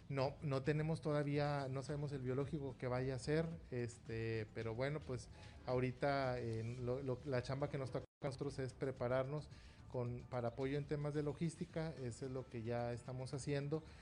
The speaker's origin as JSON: {"language": "Spanish", "country": "Mexico", "said": "Este, tenemos eh, ese derecho como mexicanos a ser vacunados."}